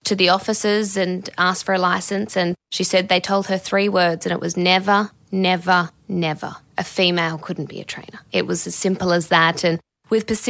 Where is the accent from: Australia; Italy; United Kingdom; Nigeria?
Australia; Perth, Western Australia; in Perth, my hometown